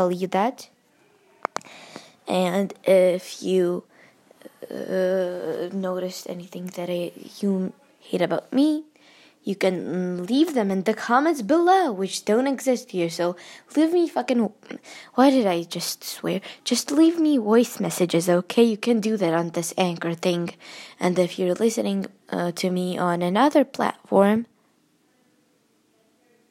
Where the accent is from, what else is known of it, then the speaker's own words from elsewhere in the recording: United States; accent: American; my American accent